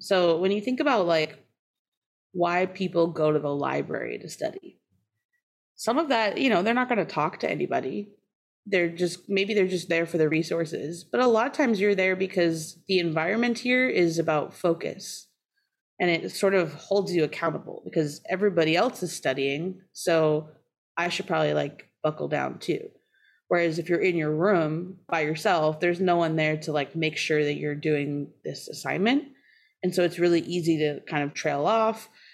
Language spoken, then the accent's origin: English; outside of Boston, Massachusetts, United States; also born or lived in Maine / Oakland; now in Wisconsin, United States; I grew up outside of Boston